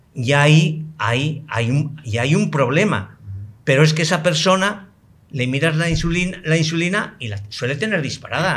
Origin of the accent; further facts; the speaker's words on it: Spain; moved away; en mi país, en España, al que quiero enormemente